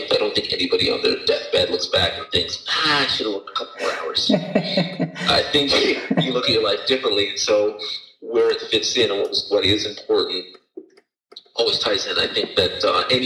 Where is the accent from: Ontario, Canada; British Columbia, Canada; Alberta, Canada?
Ontario, Canada; Toronto; I was born in Toronto in 1900